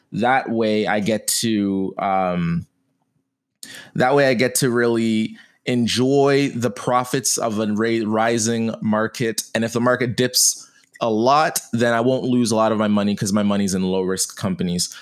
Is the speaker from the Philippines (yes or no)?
no; Canada; I'm a Canadian